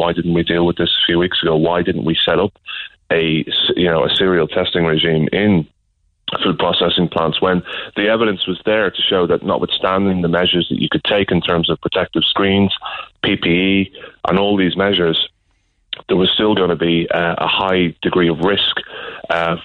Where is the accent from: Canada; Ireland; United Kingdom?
Ireland; Kildare, Leinster; also born or lived in Dublin; I was born in Dublin, but raised in Kildare